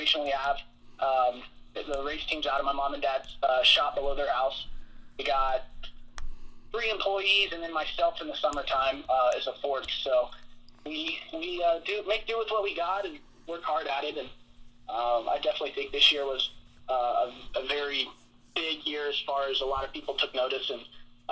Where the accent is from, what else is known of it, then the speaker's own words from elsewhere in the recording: Sherrills Ford, North Carolina, United States; I grew up in Sherrillsford, North Carolina, which is about, I'd say, an hour northwest of Charlotte